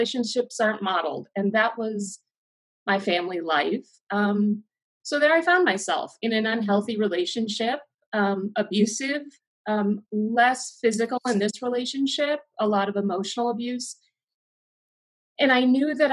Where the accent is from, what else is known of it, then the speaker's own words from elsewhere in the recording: Milwaukee, Wisconsin, United States; moved away as an adult; also born or lived in Keizer, Oregon / Salem, Oregon; now in Bend, United States; I was born and raised in Milwaukee, Wisconsin, and lived there until August 2000